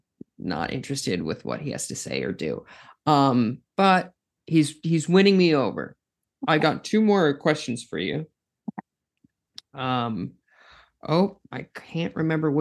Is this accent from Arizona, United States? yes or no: no; South Dakota, United States; now in New York, United States; I'm from South Dakota